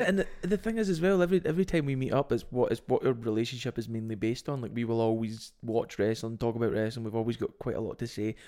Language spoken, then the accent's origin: English; Scotland, United Kingdom; we are Scottish